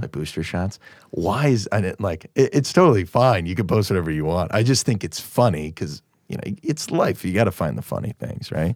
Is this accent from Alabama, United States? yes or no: no; Naperville, Illinois, United States; I'm from Naperville. You know how many people I went to high school